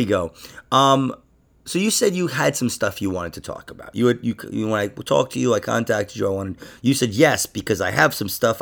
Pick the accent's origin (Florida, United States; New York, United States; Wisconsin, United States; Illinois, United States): New York, United States; I'm from New York.